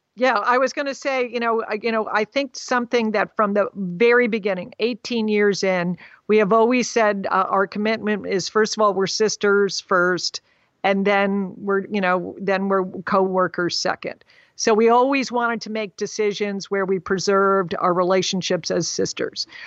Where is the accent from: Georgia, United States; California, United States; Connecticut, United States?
Connecticut, United States; moved away as an adult; also born or lived in Bangkok, Thailand / Moscow, Russia; I grew, we grew up in Connecticut